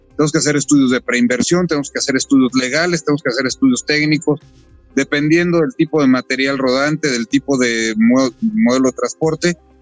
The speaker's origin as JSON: {"language": "Spanish", "country": "Mexico", "said": "los mexicanos"}